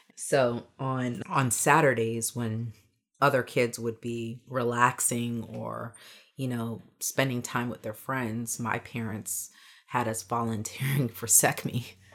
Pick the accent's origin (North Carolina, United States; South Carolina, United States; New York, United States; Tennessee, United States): New York, United States; New York City; though I'm an American and though I was born in Bronx, New York, you know, my parents are Jamaican.